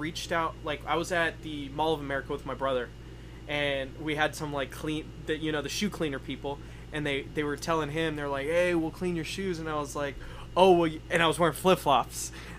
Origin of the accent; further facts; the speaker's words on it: San Diego, California, United States; I grew up in San Diego.